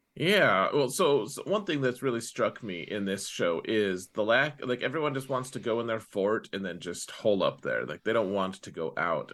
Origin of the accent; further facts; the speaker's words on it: Wyoming, United States; I'm from Wyoming